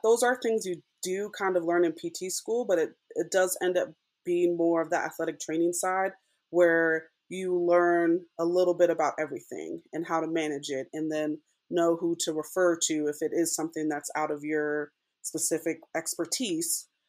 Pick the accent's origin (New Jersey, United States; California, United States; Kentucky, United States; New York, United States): California, United States; Southern; moved away as an adult; also born or lived in Durham, North Carolina / Texas; now in Las Vegas, United States; I'm originally from Southern California